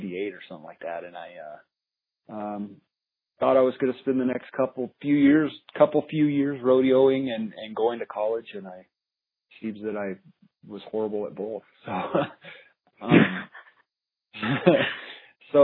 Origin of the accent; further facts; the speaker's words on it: Albuquerque, New Mexico, United States; also born or lived in Colorado; now in Albuquerque, United States; I was born here in Albuquerque. I grew up, family was kind of a country family before Albuquerque turned into the thriving megalopolis